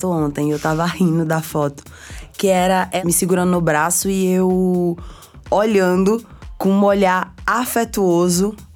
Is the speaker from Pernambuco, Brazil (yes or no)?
yes; Olinda and Palmares, Pernambuco, Brazil; also born or lived in Recife; eu nasci no Recife e cresci entre Olinda e Palmares. Meus pais separados. Eu sempre tive em contato com os dois. Então eu ficava entre o interior, que é a zona da mata, de Pernambuco, Palmares.